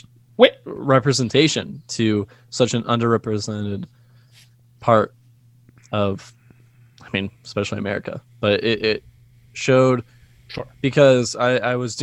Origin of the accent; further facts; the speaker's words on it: Ohio, United States; I'm from Ohio.